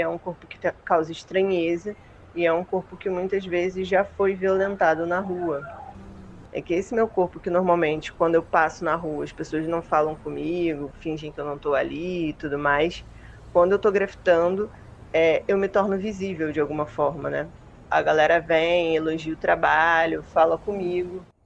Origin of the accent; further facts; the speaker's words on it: Rio de Janeiro, Brazil; sou carioca